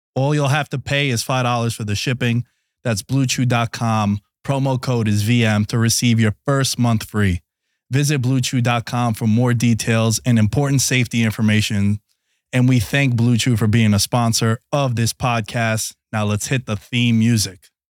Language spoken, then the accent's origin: English; New York City, New York, United States; I grew up in New York City